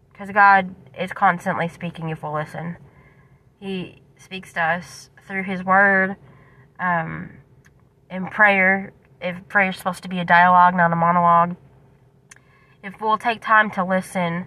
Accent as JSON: {"language": "English", "area": "Daviess County", "region": "Kentucky", "country": "United States", "said": "I'm from Davis County."}